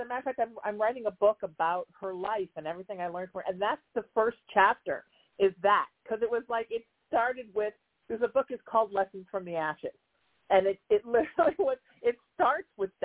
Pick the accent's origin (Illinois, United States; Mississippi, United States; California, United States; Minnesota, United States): California, United States; Huntington Beach; I grew up in Huntington Beach